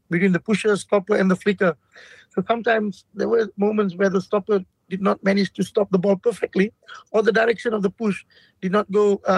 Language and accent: English; Malaysia